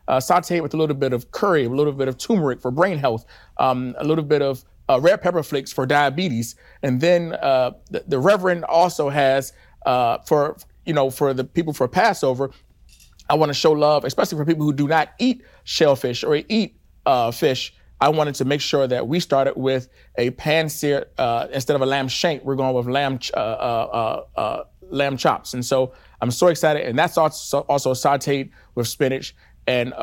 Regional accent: Washington, District of Columbia, United States; born and raised in Washington, D.C.

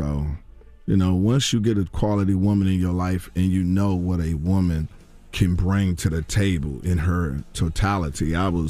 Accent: Washington, District of Columbia, United States; My hometown, Washington, D.C.

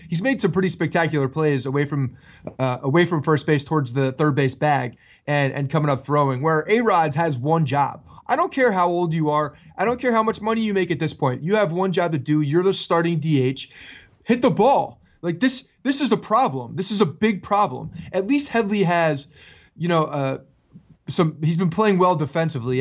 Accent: New Jersey, United States; I grew up in North Jersey

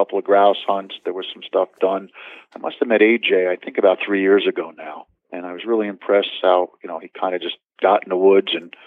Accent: Marlborough, New York, United States; I grew up where I'm living now, Marlborough. I was born and raised here.

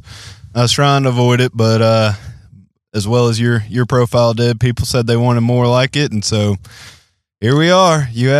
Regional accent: Memphis, Tennessee, United States; also born or lived in Louisiana; Born and raised in Memphis, Tennessee. Got a bunch of family down in Louisiana.

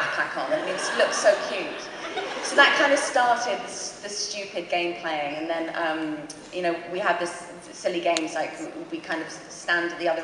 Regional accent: London, United Kingdom; accent: modern London; my normal accent's a bit more London, modern London.

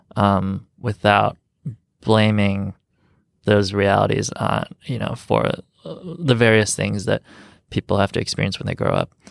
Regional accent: Rockford, Illinois, United States; also born or lived in Chicago; growing up in Rockford

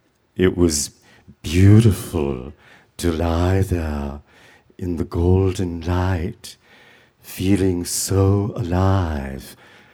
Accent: Savannah, Georgia, United States; I grew up in Savannah, Georgia, with my mother and with my sister, Helen.

